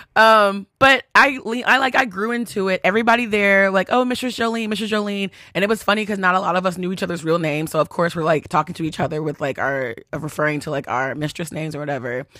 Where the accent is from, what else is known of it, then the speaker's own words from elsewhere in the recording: Texas, United States; accent: country; moved away; I'm from Texas